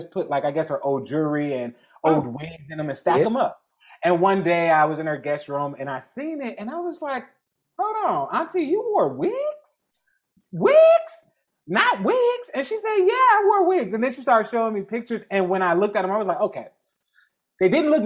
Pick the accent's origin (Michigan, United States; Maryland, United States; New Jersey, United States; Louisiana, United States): Michigan, United States; Detroit; I'm from the Jeffrey Projects of Detroit. I literally grew up. We were the poorest people in the project.